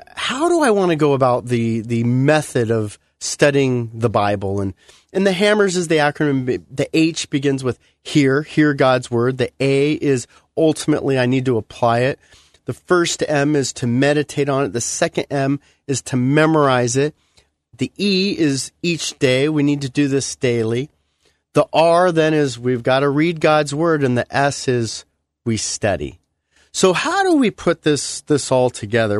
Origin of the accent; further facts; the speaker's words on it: United States; being an American